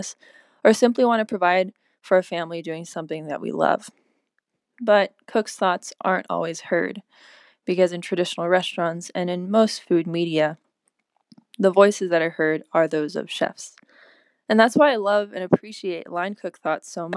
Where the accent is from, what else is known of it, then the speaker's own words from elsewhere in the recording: Southern California, United States; I'm a cook from Southern California